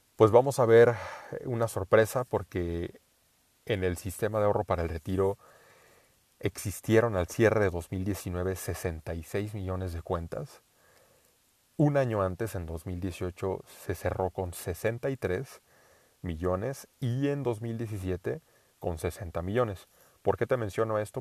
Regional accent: Mexico; first language Spanish

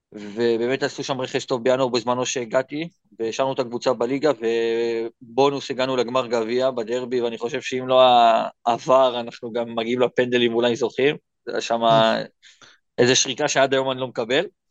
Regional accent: Israel; moved away as an adult; now in Thailand

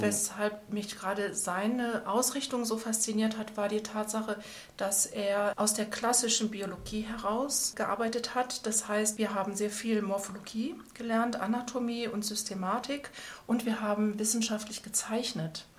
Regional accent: Schwelm, North Rhine-Westphalia, Germany; moved away as an adult; also born or lived in Cologne / Auvergne / Tübingen; Ich komme aus Schwelm, das liegt bei Wuppertal

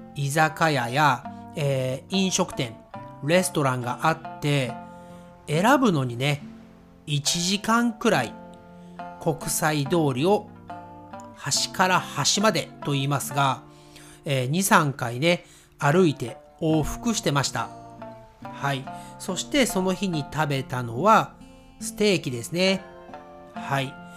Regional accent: Nagoya, Aichi, Japan; accent: Nagoya accent, sometimes Kansai accent; 私のね、えー、まあ、名古屋アクセントとかね、えー、私関西のアクセントも時々出る

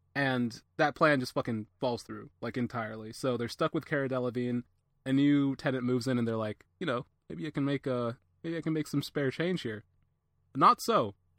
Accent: Atlanta, Georgia, United States; I'm an Atlanta native

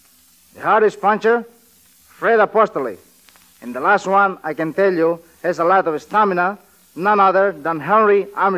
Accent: Manila, Metro Manila, Philippines; moved away; I was born in Manila, right there where they are bombing now.

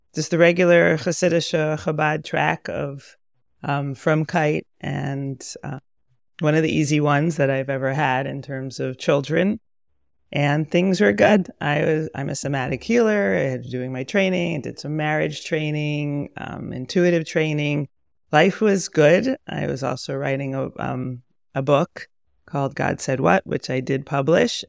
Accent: Pomona, New York, United States; moved away as an adult; also born or lived in Monsey, New York / Berkeley, California; I was raised in Pomona

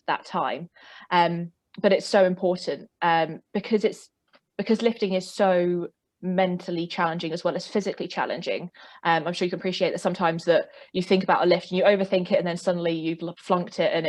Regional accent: South East England, United Kingdom; accent: southeast of England; I live in England, specifically in the southeast of England, if you couldn't tell by my accent.

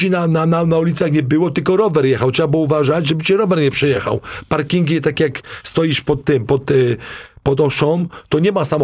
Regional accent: Zgorzelec, Lower Silesian Voivodeship, Poland; moved away; also born or lived in Wrocław; ja ze Zgorzelca, małe miasteczko, kto kiedyś słyszał.

